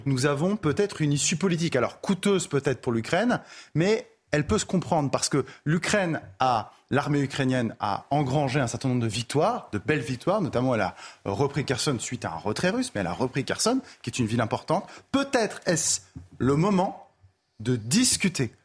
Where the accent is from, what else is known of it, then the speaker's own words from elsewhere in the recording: Paris, Île-de-France, France; je suis parisien